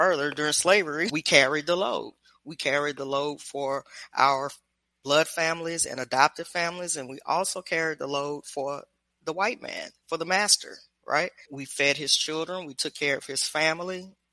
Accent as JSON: {"language": "English", "area": "Louisiana, Memphis, Tennessee, Baton Rouge", "region": "Deep South", "country": "United States", "tie": "born or raised there", "also_born_or_lived": "Washington, District of Columbia, United States", "moved": "as an adult", "lives_now": "Mexico", "said": "I grew up in Louisiana, Memphis, Tennessee, Baton Rouge."}